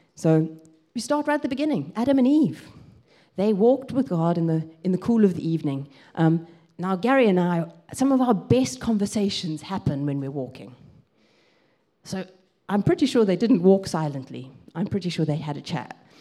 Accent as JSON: {"language": "English", "country": "South Africa", "tie": "born or raised there", "also_born_or_lived": "Grahamstown, Eastern Cape, South Africa", "moved": "as an adult", "lives_now": "England", "said": "I grew up in South Africa"}